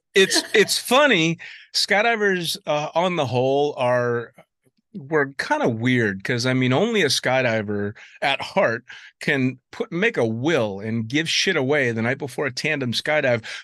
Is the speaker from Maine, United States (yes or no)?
no; San Francisco, California, United States; I was born and raised there, but I'm northern from San Francisco